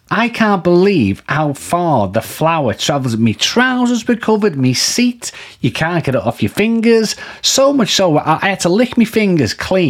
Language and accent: English; Liverpool, North West England, United Kingdom; I'm from Liverpool.